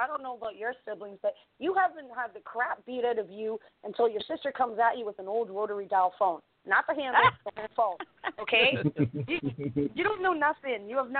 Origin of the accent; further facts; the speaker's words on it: Ireland; I'm Irish. I have, you know? So, yeah.